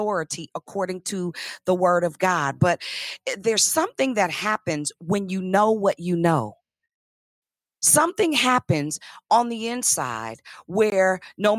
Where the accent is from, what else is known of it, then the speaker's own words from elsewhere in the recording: Richmond, Virginia, United States; I was from, and still am, and proud of it, the south side of Richmond